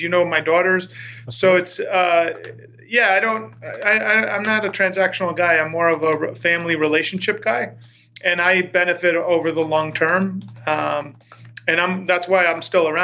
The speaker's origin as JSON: {"language": "English", "area": "Long Island", "region": "New York", "country": "United States", "tie": "born or raised there", "said": "I grew up in the Northeast, tri-state area, Long Island"}